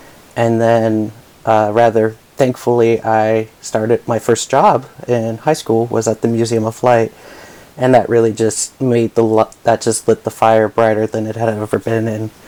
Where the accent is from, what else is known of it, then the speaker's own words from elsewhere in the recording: California, United States; now in North Bend, United States; Originally from California